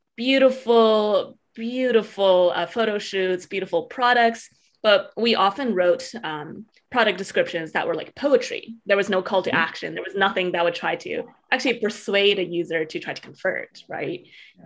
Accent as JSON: {"language": "English", "town": "Edmonton", "region": "Alberta", "country": "Canada", "tie": "born or raised there", "said": "I grew up in Edmonton, Alberta, Canada, which is a really small city, very, very residential."}